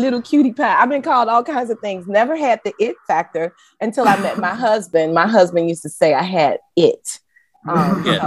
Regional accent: Chicago, Illinois, United States; moved away; also born or lived in Mississippi / Harlem, New York; I'm born and raised in Chicago

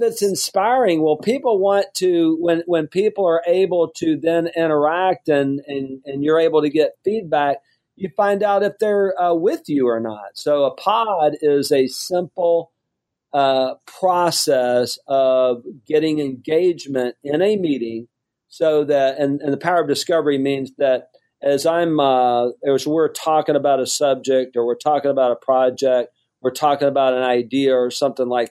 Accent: Mobile, Alabama, United States; moved away as an adult; also born or lived in Houston, Texas; I grew up on welfare in Mobile, Alabama.

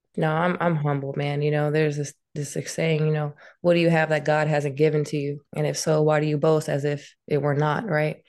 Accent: Louisiana, United States; now in Suisun City, United States; we're from Lu-, Louisiana, so, you know, we, we'll party on a Saturday and be in church the next day

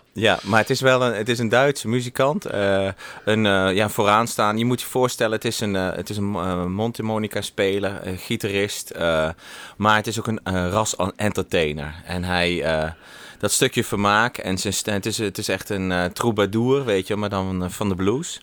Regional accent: Netherlands; now in Germany; ik ben gewoon Nederlander en we wonen in Sieflieg

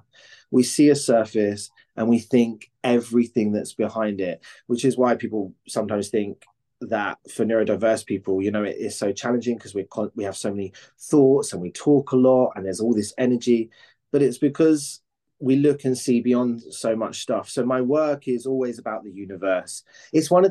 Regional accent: Cambridge, East of England, United Kingdom; now in London, United Kingdom; I grew up in Cambridge

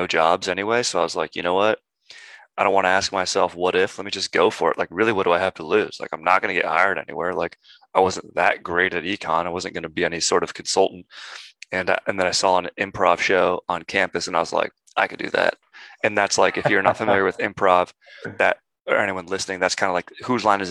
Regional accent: Orange County, California, United States; now in Los Angeles, United States; I grew up in Orange County, which is like San Diego south.

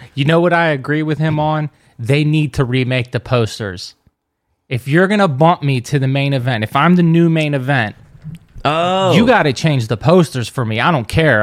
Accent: United States; I'm American

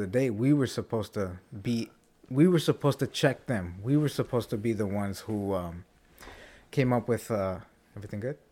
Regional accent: United States; As American citizens

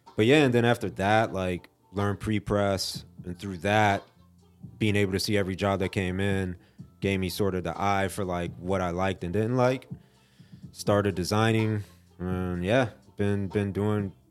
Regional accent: Fort Lauderdale, Florida, United States; moved away as an adult; now in Asheville, United States; I'm from Fort Lauderdale, Florida.

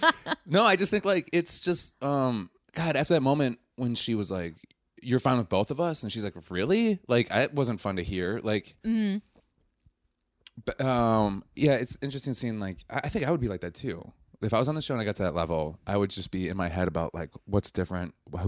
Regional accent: Wisconsin, United States; I'm from Wisconsin.

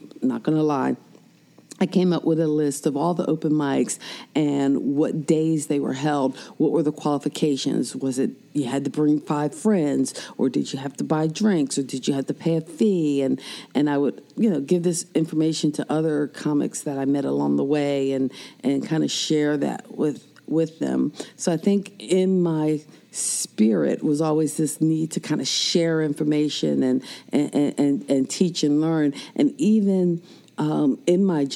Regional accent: Philadelphia, Pennsylvania, United States; also born or lived in New Jersey; now in North Carolina, United States; I'm originally from Philadelphia, so even though I'm the North Carolina Assistant Principal of the Year, not originally from North Carolina

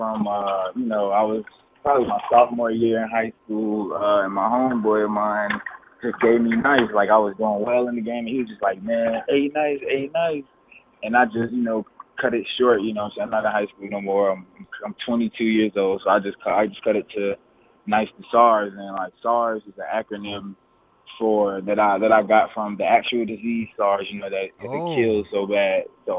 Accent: Newark, New Jersey, United States; now in High Point, United States; I moved to High Point. I moved to High Point, North Carolina in 2005. So that's where I currently live.

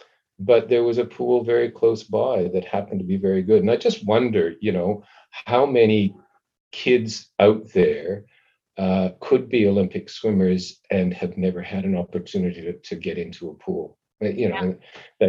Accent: Calgary, Alberta, Canada; I lived in Calgary in a relatively new housing development.

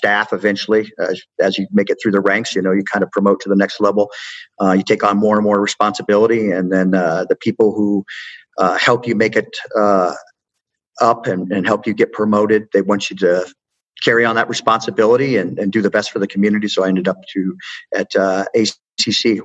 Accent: Indiana, United States; moved away as an adult; I'm a Midwest boy and I grew up in Indiana, I love Indiana

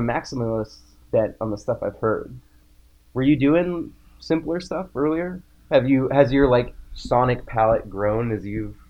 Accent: Pittsburgh, Pennsylvania, United States; also born or lived in Oklahoma City, United States; So I was born in Oklahoma City. {S2} Really? {S1} Yeah. {S2} Okay. {S1} Yeah. And then my parents moved to Pittsburgh.

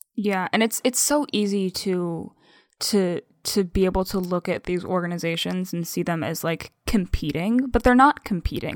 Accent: United States; first language English; I was born in the United States and learned English as, I mean, for, for a good portion of my life, my only language.

